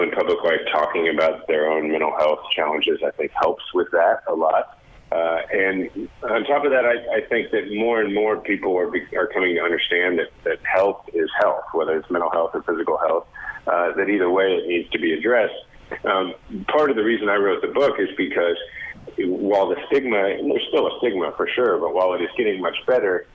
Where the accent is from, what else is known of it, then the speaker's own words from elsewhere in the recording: Kansas City, Missouri, United States; Kansas City, Missouri, my hometown.